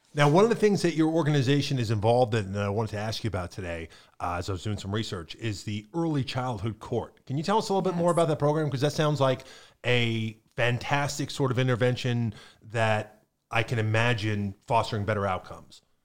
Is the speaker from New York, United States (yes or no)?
no; Pennsylvania, United States; now in Florida, United States; growing up in Pennsylvania in the 80s and 90s